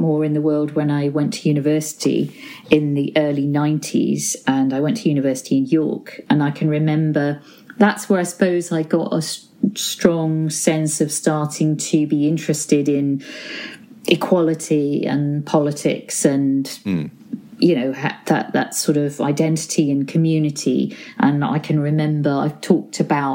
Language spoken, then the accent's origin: English; Ormskirk, North West England, United Kingdom; also born or lived in Crosby, Liverpool; I was born in Crosby in Liverpool and grew up in a town called Ormskirk in Lancashire, not too far from Liverpool